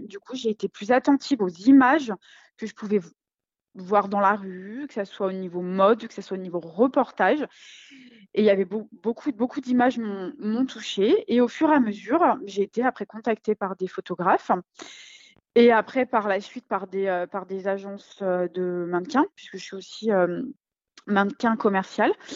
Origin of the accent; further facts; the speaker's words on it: Lyon, Auvergne-Rhône-Alpes, France; je suis lyonnaise